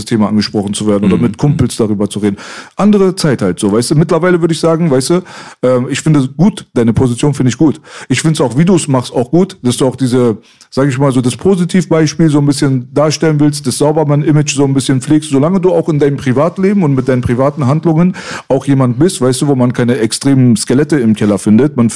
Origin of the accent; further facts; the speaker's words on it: Iran; now in Germany; Ich bin, was was das angeht, in vielerlei Hinsicht mehr Deutsch als Iraner mittlerweile, mhm. 30 Jahre später.